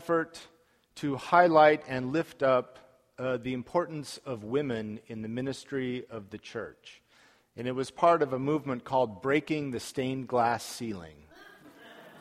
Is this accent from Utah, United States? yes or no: yes; Salt Lake City, Utah, United States; my hometown of Salt Lake City, Utah